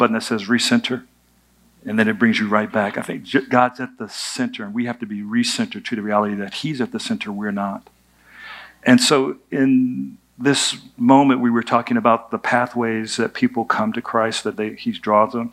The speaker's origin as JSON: {"language": "English", "country": "United States", "tie": "born or raised there", "said": "I was born in America. There's a lot that comes with being born in America"}